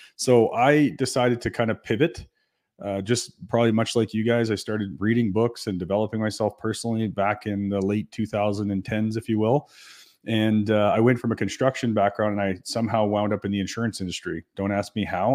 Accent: New Brunswick, Canada; now in Calgary, Canada; I'm from New Brunswick

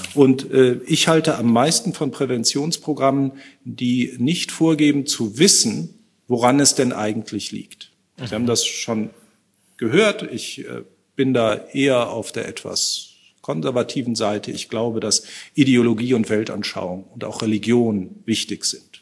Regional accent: North Rhine-Westphalia, Germany; aus meinem Heimatbundesland, aus Nordrhein-Westfalen

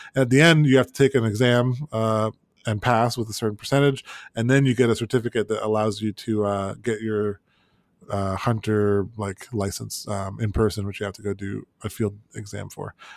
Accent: Florida, United States; moved away as an adult; now in North Carolina, United States; growing up in Florida

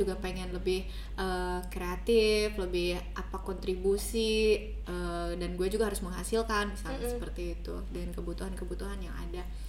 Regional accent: Indonesia; aku orang Sunda jadi sering bilang teh

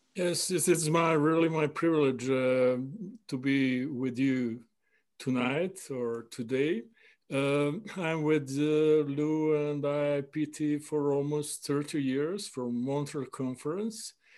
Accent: Belgrade, Serbia; I'm from Belgrade, Serbia, university professor

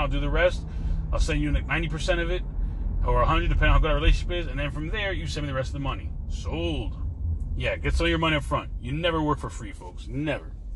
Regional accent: New York, United States; now in Florida, United States; I'm from New York, so I use words like crib

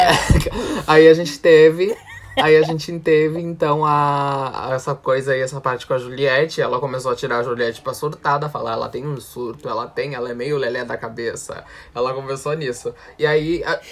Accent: South Region, Brazil; Eu e Maurício somos sulistas

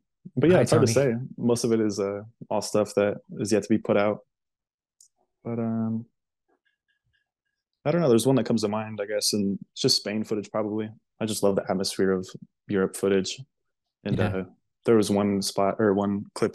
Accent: Kennewick, Washington, United States; I grew up in Kennewick, Washington

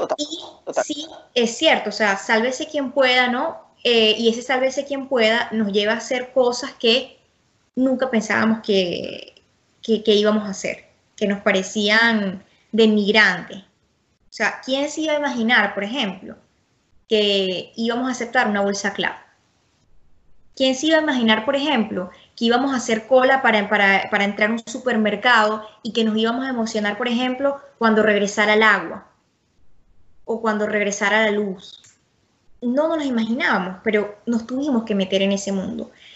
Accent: Venezuela; a mí lo que me preocupa como venezolana

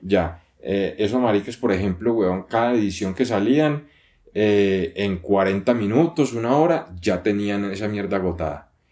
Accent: Colombia; yo soy colombiano

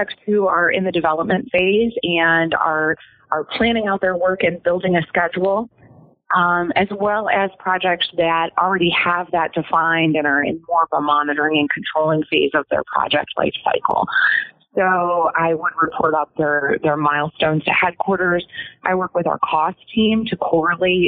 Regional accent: Cleveland, Ohio, United States; I grew up in the Cleveland area

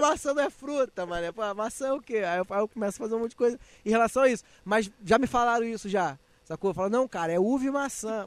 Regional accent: Nilópolis, Rio de Janeiro, Brazil; moved away as an adult; now in Rio de Janeiro, Brazil; eu sou carioca, eu nasci no Rio, só que fui criado na Baixada. Então, assim, eu sou lá de Nilópolis, vivi a infância, a infância, a juventude toda

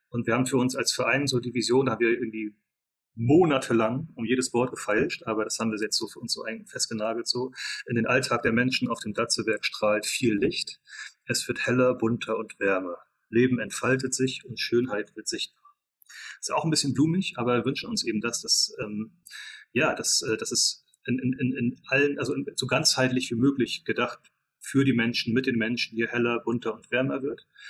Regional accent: Mecklenburg-Vorpommern, Germany; moved away as an adult; also born or lived in England / United States; wir kommen alle drei aus Mecklenburg-Vorpommern, sind dann, ähm, wie sehr viele von, von den Leuten, die ich so kenne, zumindest nach der Schule ähm, in die weite Welt äh, ausgewandert

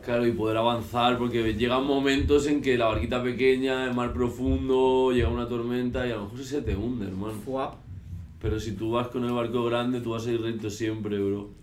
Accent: Valencia, Valencian Community, Spain; now in Madrid, Spain; soy de Valencia

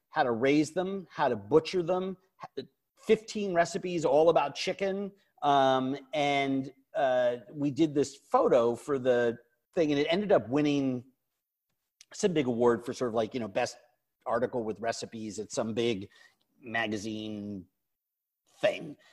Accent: New York, United States; when I was younger growing up in New York

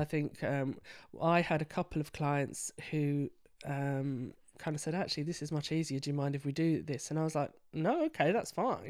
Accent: London, United Kingdom; now in York, United Kingdom; I'm a Londoner

